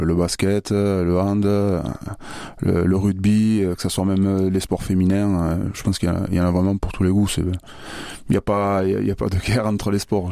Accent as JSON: {"language": "French", "town": "Bayonne", "region": "Nouvelle-Aquitaine", "country": "France", "moved": "yes", "lives_now": "Orléans, France", "said": "je suis originaire de Bayonne, c'est là où j'ai commencé le rugby dans le Pays Basque"}